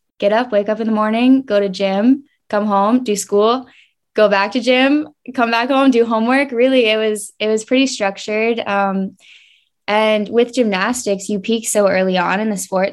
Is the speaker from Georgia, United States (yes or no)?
yes; Marietta, Georgia, United States; also born or lived in Atlanta, Georgia; I grew up in Marietta, Georgia. I was born in Atlanta and lived in Georgia my whole life